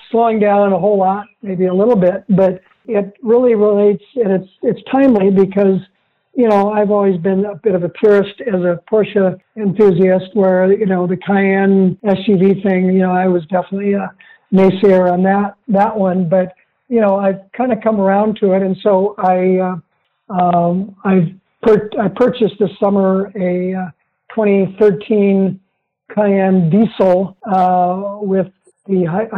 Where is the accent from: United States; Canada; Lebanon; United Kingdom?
United States; Central Oregon; growing up in Central Oregon